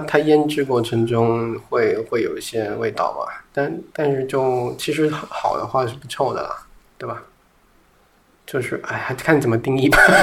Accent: Guangxi, China; 我小时候在广西，我可以每天都吃同样的米饭作为早餐

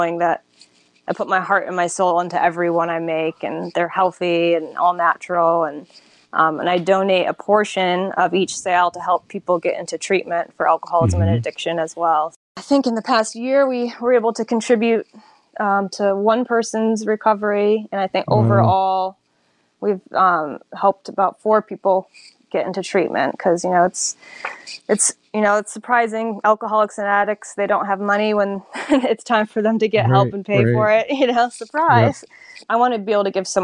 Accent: Syracuse, New York, United States; now in Charleston, United States; I'm from Syracuse, New York originally

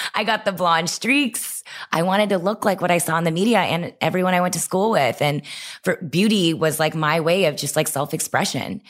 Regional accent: Texas, United States; I grew up in Texas

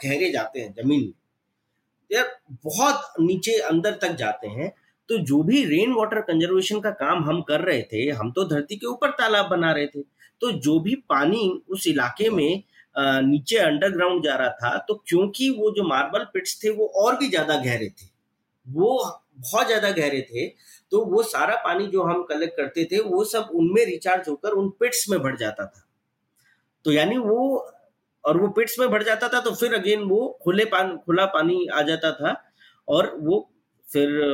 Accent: village near Alwar, Rajasthan, India; हम भी गांव में ही पले बड़े वहीं उन्हीं के साथ रहते थे

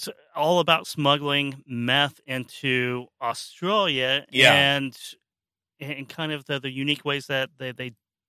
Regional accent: Oklahoma, United States; I'm from Oklahoma

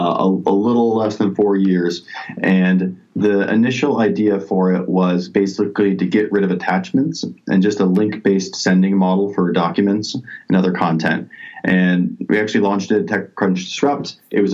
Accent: South Dakota, United States; I'm from South Dakota

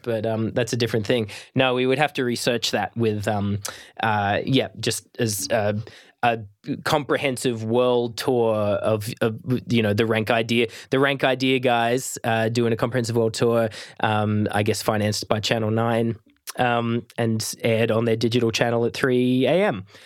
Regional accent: Australia; I'm Australian

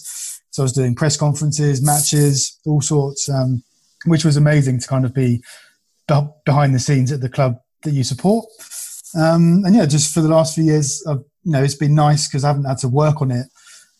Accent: Southampton, South East England, United Kingdom; I was born in Southampton, so I've been a Saints fan all my life, really.

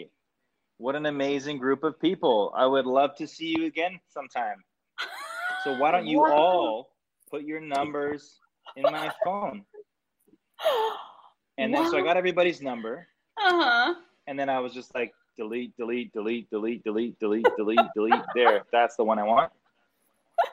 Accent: Canada; I'm Canadian and Italian

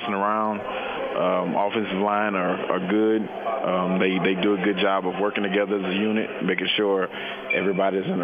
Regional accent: Louisiana, United States; moved away as an adult; also born or lived in Pittsburgh; now in Seattle, United States; I'm from Louisiana, so I've been in the heat all of my life

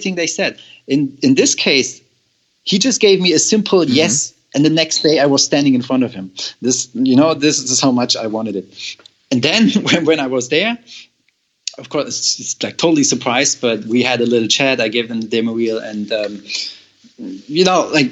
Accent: Germany; moved away as an adult; I'm from Germany

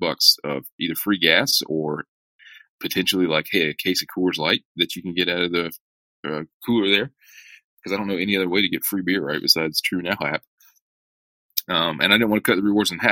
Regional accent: hometown south of Atlanta, Georgia, United States; my hometown south of Atlanta

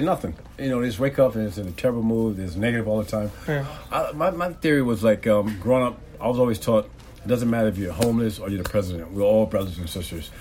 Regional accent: Tampa, Florida, United States; I'm originally from Tampa, Florida

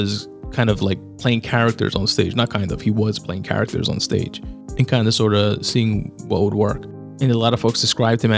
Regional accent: New York City, New York, United States; being born and raised in Queens

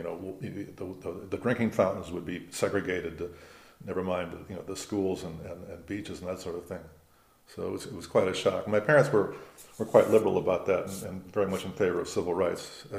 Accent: West Hollywood, California, United States; West Hollywood, right. At the time, it was an unincorporated part of Los Angeles County. It wasn't part of the city.

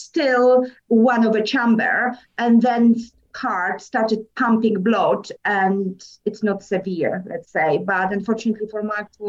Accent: Poland; accent: Polish; English is a second language; moved away as an adult; also born or lived in England; now in United Kingdom; I was born in Poland. Mm-hmm. I came to England in 2008, 15 years ago, and I've been living since.

